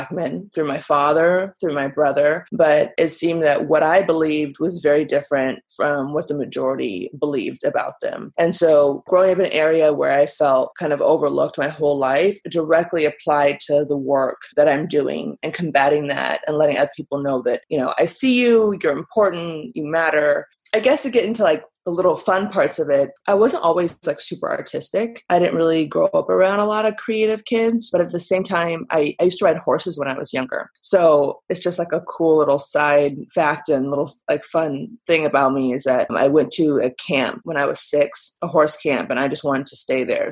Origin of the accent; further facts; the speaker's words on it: Burbank, California, United States; I was born and raised in California, Southern California, but I really grew up in Burbank